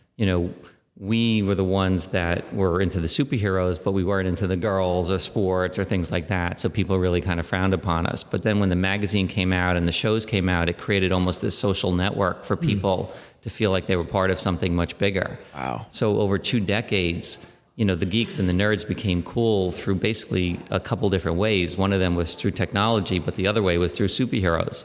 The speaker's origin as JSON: {"language": "English", "town": "New York City", "region": "New York", "country": "United States", "tie": "born or raised there", "said": "I was born in Queens and then uh, lived in and around the city my entire life"}